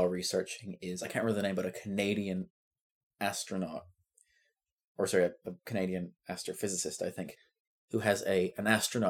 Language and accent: English; Edinburgh, Scotland, United Kingdom; my hometown of Edinburgh